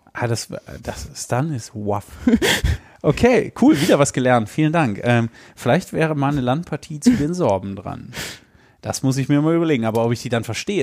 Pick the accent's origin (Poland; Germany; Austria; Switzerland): Germany; Hesse; ich bin in Hessen geboren